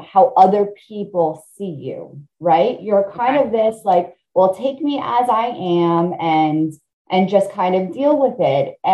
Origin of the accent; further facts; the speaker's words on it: Italy; moved away; We were immigrants. I'm an immigrant. I was born in Italy.